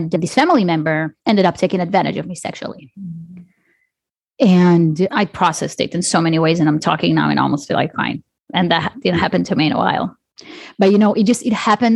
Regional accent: Israel; I grew up in Israel.

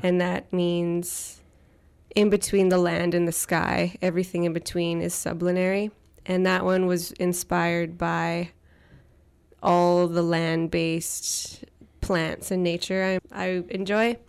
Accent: Tseycum First Nation, Saanich Territory, British Columbia, Canada; I am from Sycamore First Nations in Saanich Territory.

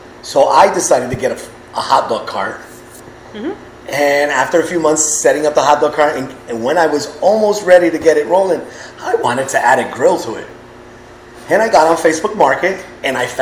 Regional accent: Willimantic, Connecticut, United States; also born or lived in Puerto Rico; we're from Willimantic and we don't know anyone over here

